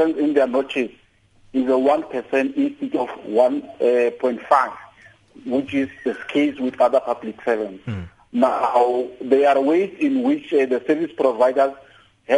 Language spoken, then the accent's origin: English; South Africa; as South African teachers